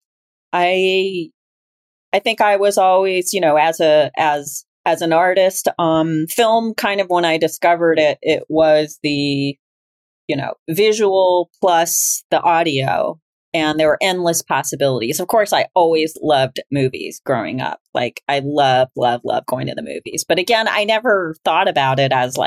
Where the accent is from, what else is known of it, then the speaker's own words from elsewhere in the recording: Memphis, Tennessee, United States; also born or lived in Iowa; now in Los Angeles, United States; I grew up in Iowa and in Memphis, Tennessee